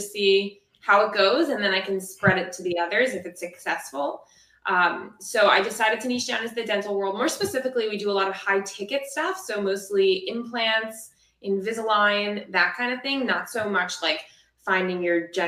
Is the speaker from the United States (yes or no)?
yes; South Florida, United States; I'm from South Florida.